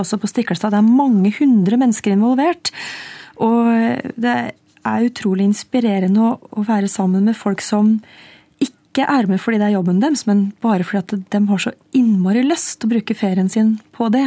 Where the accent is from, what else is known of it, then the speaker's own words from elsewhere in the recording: Trøndelag, Norway; accent: Trøndersk; for meg som trønder